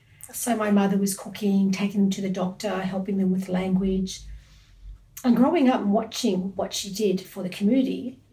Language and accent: English; Sydney, New South Wales, Australia; I was born and raised in Australia, and in kindergarten or year one, I'd get asked the question, where are you from? Mm. Interestingly. And I used to say Campsie, because okay. That's how I was raised.